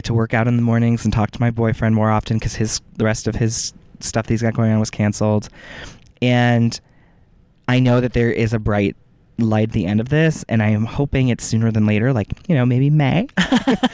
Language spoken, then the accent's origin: English; Ohio, United States; we're two nobodies from Ohio